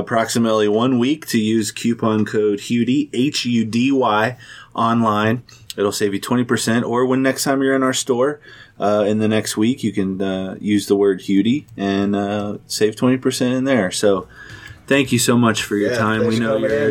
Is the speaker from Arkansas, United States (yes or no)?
no; St. Bernard, Ohio, United States; I grew up in St. Bernard